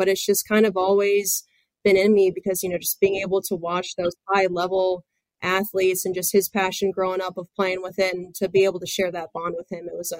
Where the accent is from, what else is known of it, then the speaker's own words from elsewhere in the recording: Central Florida, United States; growing up in Central Florida, there's a lot of spring training complexes around that area.